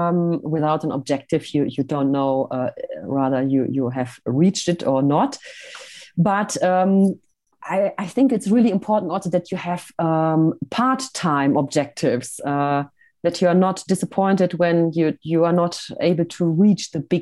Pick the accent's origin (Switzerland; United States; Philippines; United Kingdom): Switzerland; I'm sometimes doing little videos here from my hometown. I call them Hello from Switzerland.